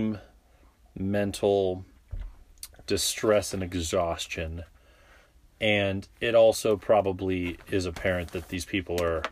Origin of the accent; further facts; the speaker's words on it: San Diego, California, United States; was in San Diego, my hometown